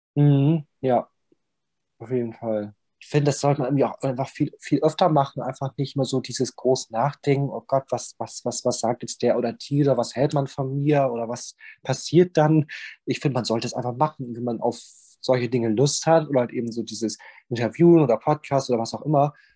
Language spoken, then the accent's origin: German; Bremen, Germany; moved away as an adult; now in Southern Germany; ich komme aus Bremen und bin dann, ähm, aus Bremenberg rausgezogen und hab dann, ähm, hier in Süddeutschland, ähm, mein Nest dann aufgeschlagen